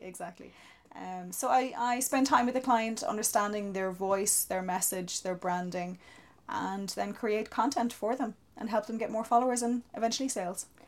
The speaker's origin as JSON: {"language": "English", "town": "Wexford", "region": "Leinster", "country": "Ireland", "moved": "yes", "lives_now": "St Mullins, Ireland", "said": "I'm originally from Wexford, living in the beautiful Saint Mullins at the moment."}